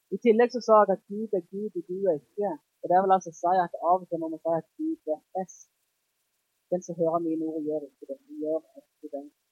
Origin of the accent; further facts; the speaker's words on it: Jæren, Rogaland, Norway; jeg er jærbu